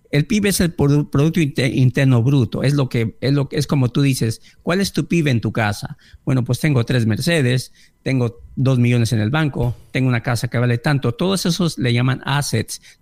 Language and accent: Spanish; Mexico